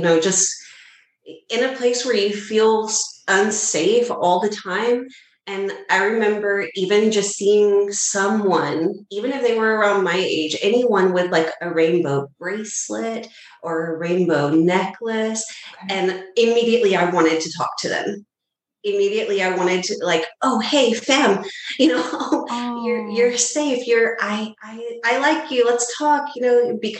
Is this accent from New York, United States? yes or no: no; near the Houston area, Texas, United States; my hometown where I grew up, which is here in Texas, but it's more near the Houston area.